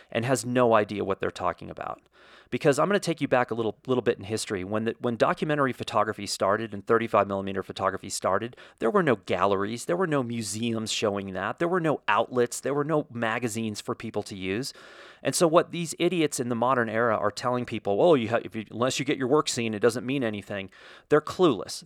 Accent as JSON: {"language": "English", "country": "United States", "said": "as an American"}